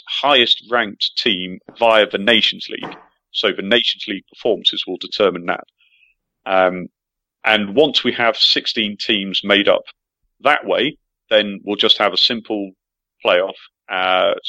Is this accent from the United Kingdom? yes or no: yes; England, United Kingdom; as an Englishman